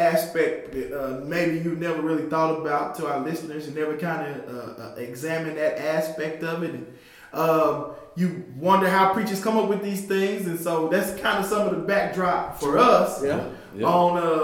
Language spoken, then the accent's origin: English; Arkansas, United States; I am from Arkansas.